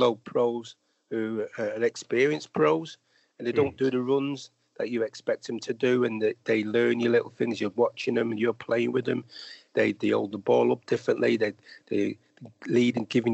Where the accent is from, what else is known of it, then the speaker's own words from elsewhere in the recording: Manchester, North West England, United Kingdom; when I grew up in Manchester, it was very difficult, obviously, being I lived in an area called Longside, which is near Moss Side